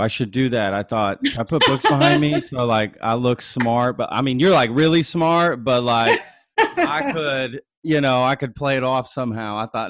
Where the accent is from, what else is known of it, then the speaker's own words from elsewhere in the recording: Euless, Texas, United States; now in Austin, United States; I grew up in Euless.